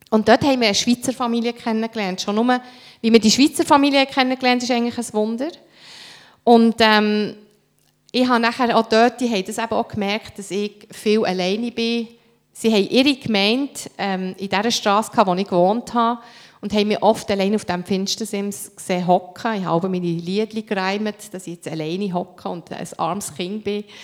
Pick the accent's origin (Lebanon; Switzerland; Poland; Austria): Lebanon; Beirut, Beirut Governorate; ich bin in den Slums von Beirut aufgewachsen und aus unserem Quartier, wir sind 19 Jahre später, bin ich mit meinem Mann äh, in Libanon gegangen, habe ihm gezeigt, wo wir wohnen